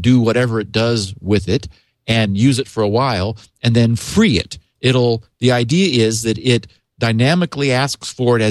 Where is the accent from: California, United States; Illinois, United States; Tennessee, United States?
California, United States; Northern; I grew up in Northern California